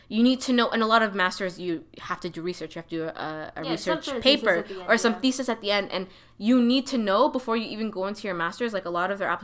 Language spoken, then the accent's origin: English; Toronto, Ontario, Canada; I grew up in Toronto.